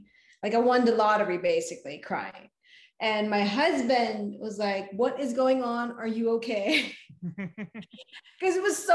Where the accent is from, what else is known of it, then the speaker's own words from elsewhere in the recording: Philippines; English is a second language; moved away as an adult; now in United States; I moved to the United States from the Philippines